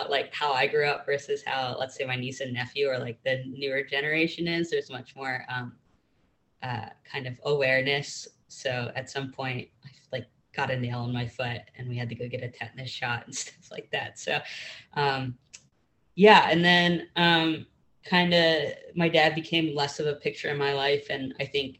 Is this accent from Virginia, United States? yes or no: no; Pittsburgh, Pennsylvania, United States; now in Columbia, United States; originally I was born in Pittsburgh and grew up in a suburb of Pittsburgh